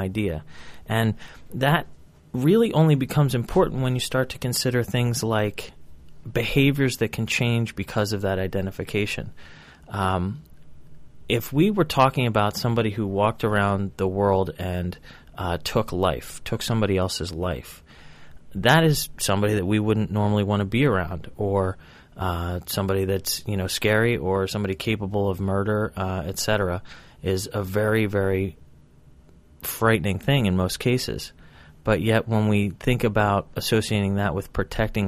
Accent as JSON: {"language": "English", "country": "United States", "said": "I walk around as a proud American. I am an American"}